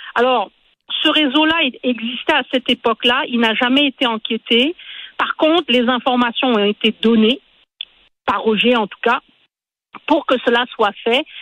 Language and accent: French; Quebec, Canada; chez nous au Québec